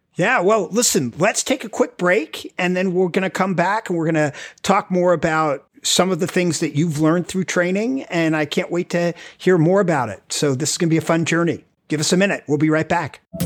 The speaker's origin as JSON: {"language": "English", "area": "Rockland County", "region": "New York", "country": "United States", "tie": "born or raised there", "moved": "as an adult", "lives_now": "Washington, D.C., United States", "said": "I grew up in Rockland County, New York, with a crazy, like, small family, moved down here to American University"}